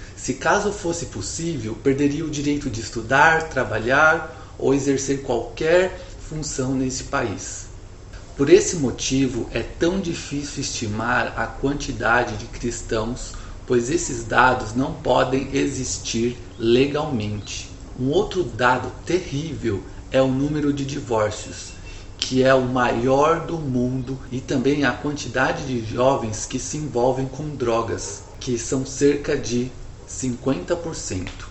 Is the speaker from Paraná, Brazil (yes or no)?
no; São Paulo, Brazil; nasci em São Paulo e sou formado em engenharia civil